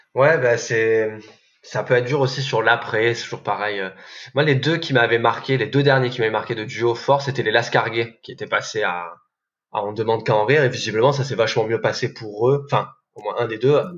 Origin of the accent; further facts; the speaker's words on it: the South, southern France, France; je viens du Sud